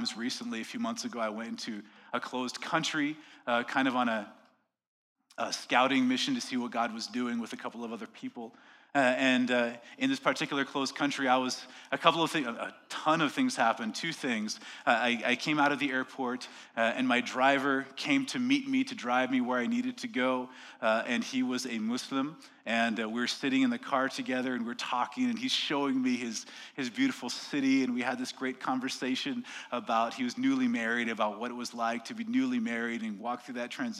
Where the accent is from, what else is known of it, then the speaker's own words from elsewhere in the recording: Quebec, Canada; accent: Quebec; They're like, oh, Quebec. They heard my accent right away. They're like, oh, it's cold there. Yes, it is.